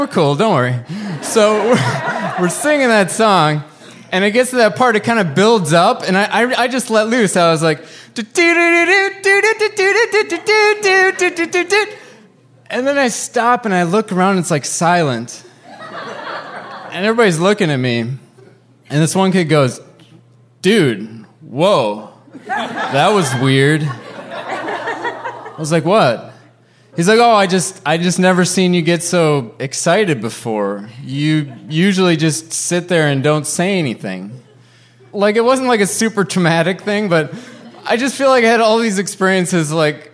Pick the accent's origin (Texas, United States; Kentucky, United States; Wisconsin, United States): Wisconsin, United States